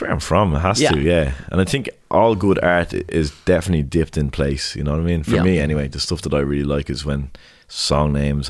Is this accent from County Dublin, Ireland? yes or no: yes; Dublin, County Dublin, Ireland; I grew up in Blanche in Clonsilla. Like, there's lads 2 doors down from me that talk like, oh boy, what's the story, do you know what I mean? But my accent was never really like